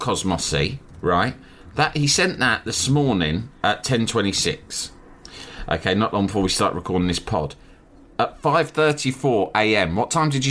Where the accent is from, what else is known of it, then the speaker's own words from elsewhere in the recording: Australia; I'm Australian, but he grew up in High Wycombe